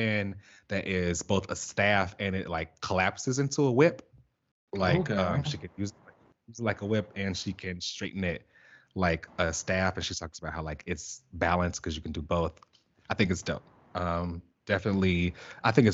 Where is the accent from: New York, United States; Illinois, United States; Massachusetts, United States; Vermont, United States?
Illinois, United States; Chicago; my hometown